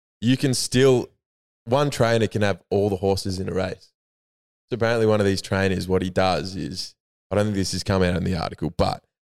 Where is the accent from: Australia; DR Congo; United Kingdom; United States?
Australia; Albury, New South Wales; I'm from Albury, so I grew up in the O&M